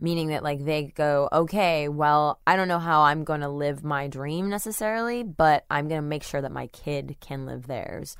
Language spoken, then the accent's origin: English; Webster, Texas, United States; I grew up in Webster, Texas